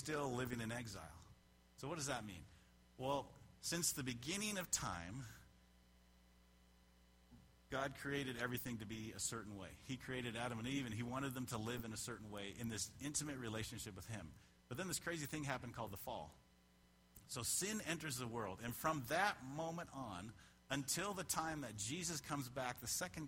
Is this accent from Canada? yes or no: yes; Canada; moved away; I'm a Canadian, so I immigrated from Canada.